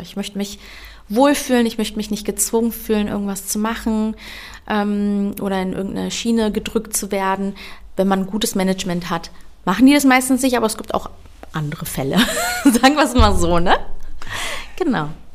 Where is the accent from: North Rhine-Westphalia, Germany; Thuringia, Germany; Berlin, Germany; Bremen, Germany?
Berlin, Germany; accent: Berlinerisch; Ich bin hier aber geboren und aufgewachsen. Ich sage auch immer, ich bin eine richtige Berliner Tulpe